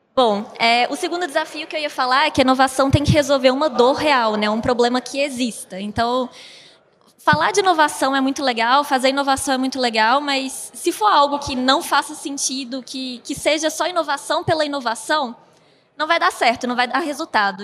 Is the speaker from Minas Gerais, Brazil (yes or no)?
yes; Belo Horizonte, Minas Gerais, Brazil; moved away as an adult; now in São Paulo state, Brazil; eu sou de Belo Horizonte, moro no estado de São Paulo agora